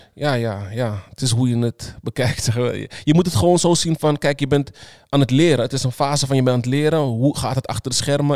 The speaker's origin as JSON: {"language": "Dutch", "country": "Netherlands", "tie": "born or raised there", "also_born_or_lived": "Suriname", "said": "ik ben gewoon hier geboren in Nederland"}